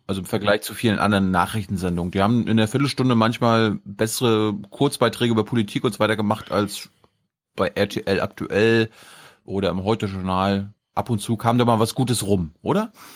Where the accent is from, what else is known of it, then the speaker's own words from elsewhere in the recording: Germany; am Plauer See in meiner Heimat